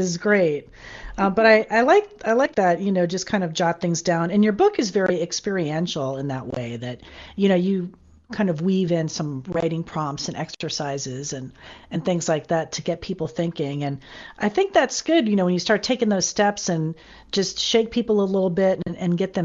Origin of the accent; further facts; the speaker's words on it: Fort Lauderdale, Florida, United States; moved away as an adult; also born or lived in Texas / Austin; now in California, United States; I moved from Florida, from my hometown of Fort Lauderdale.